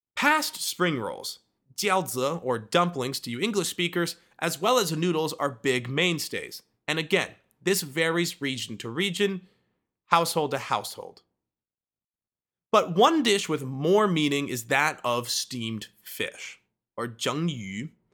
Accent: Midwest, United States; I am from the Midwest

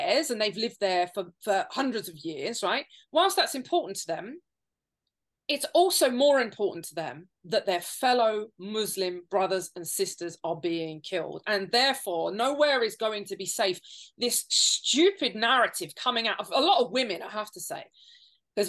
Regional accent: United Kingdom; our country

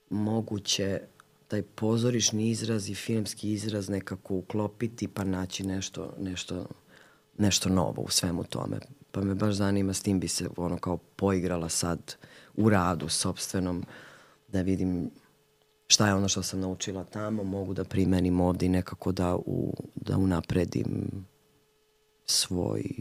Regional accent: Valjevo, Šumadija and Western Serbia, Serbia; I ona je isto rodom iz Valjeva

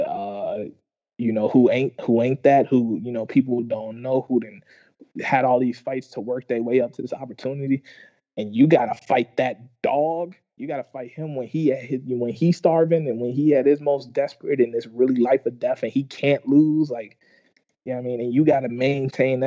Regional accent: Chicago, Illinois, United States; I grew up in Chicago

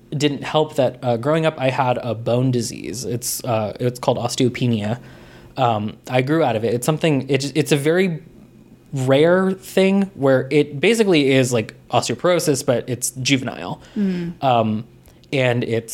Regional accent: Covina, California, United States; also born or lived in Azusa, California; I grew up in Azusa and Covina

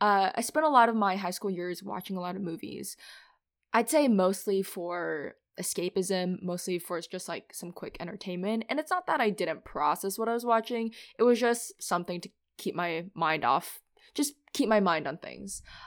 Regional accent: Minnesota, United States; also born or lived in Philadelphia; now in New York, United States; I'm originally from Minnesota

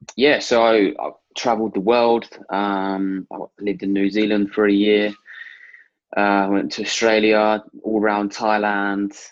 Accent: Stevenage, East of England, United Kingdom; I'm from Stevenage, Hertfordshire

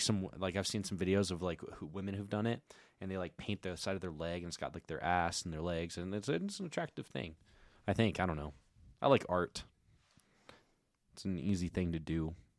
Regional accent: United States; I'm an American

